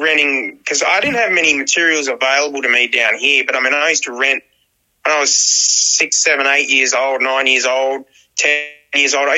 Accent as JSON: {"language": "English", "town": "Dapto", "region": "New South Wales", "country": "Australia", "tie": "born or raised there", "also_born_or_lived": "Wollongong", "said": "I'm from Dapto, man. I live in Dapto. It's a part of the Illawarra region of New South Wales, Australia. So, and I was born in Wollongong Hospital."}